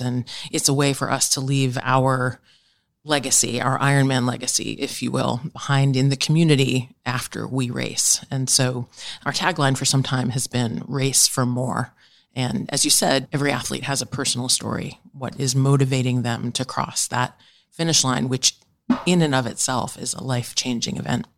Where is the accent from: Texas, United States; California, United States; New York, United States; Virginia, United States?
New York, United States; also born or lived in Delaware; I grew up in New York